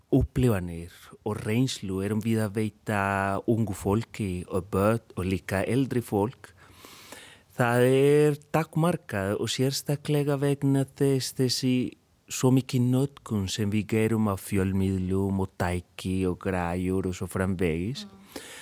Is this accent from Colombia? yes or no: yes; Colombia; Icelandic is a second language; moved away as an adult; now in Iceland; ég er upprunalega frá Kolumbíu en ég er í dag kolumbískur íslendingur. Ég er búinn að vera hér í 16 ár